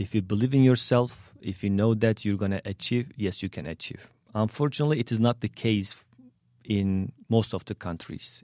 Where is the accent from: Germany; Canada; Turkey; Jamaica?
Turkey; English is a second language; moved away as an adult; also born or lived in Indianapolis; now in St. Louis, United States; Turkish American because I grew up, grew up in Turkey